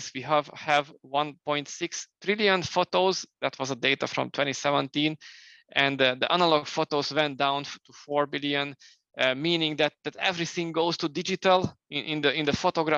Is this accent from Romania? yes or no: yes; Romania; now in Hungary; I was born in Romania initially, then I moved later to Hungary.